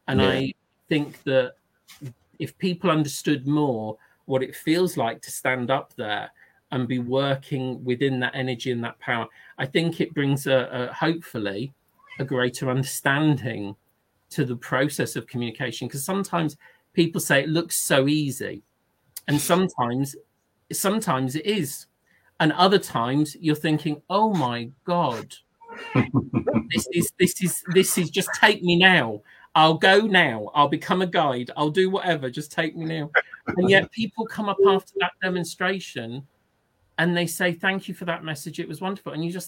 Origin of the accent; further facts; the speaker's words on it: Northern England, United Kingdom; I knew she was Northern because she had a lovely Northern accent, and I'm from the North, but haven't got the accent.